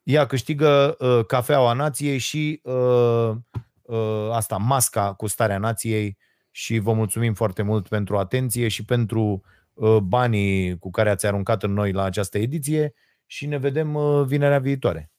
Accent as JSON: {"language": "Romanian", "country": "Romania", "said": "Noi românii suntem hoți"}